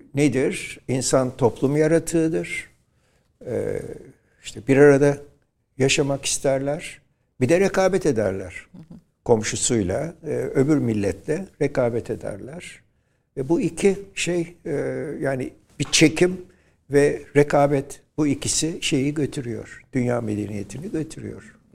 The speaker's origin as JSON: {"language": "Turkish", "region": "İzmir", "country": "Turkey", "tie": "born or raised there", "said": "Şerafettin Bey Caddesi'nde doğdum ben."}